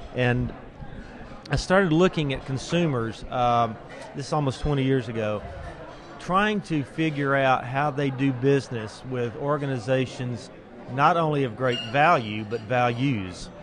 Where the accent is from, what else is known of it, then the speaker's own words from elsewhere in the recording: Austin, Texas, United States; I'm from Austin